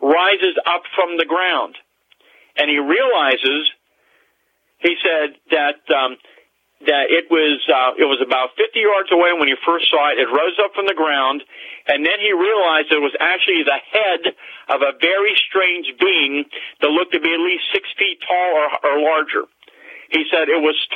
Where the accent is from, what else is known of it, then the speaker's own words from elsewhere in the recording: Greensburg area, Pennsylvania, United States; in my hometown, several miles from where I live, what was then by the Green Gate Mall